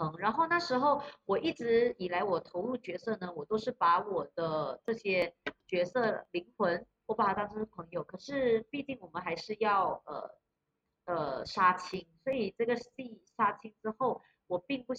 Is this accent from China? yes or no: no; Malaysia; 帮我们马来西亚人民的，我就跟他说，我用马来话跟他说